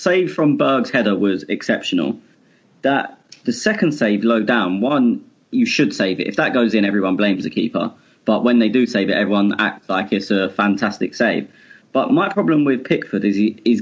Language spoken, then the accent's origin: English; England, United Kingdom; I'm English.